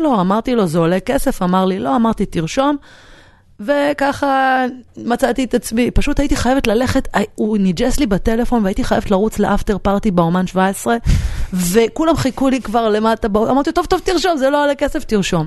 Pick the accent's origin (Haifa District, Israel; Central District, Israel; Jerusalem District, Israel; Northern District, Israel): Jerusalem District, Israel; Jerusalem; moved away; אני גדלתי בקריית היובל, שזאת שכונת פועלים אה, בדרך לעין כרם